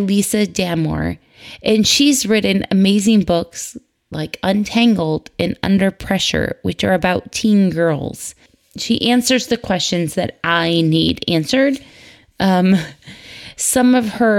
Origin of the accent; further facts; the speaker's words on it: Michigan, United States; moved away; crisp fall October days growing up in Michigan